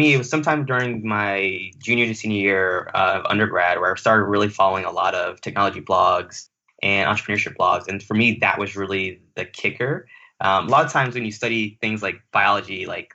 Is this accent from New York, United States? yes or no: no; West Palm Beach, Florida, United States; also born or lived in Kingston, Jamaica; I grew up in South Florida in the West Palm Beach area.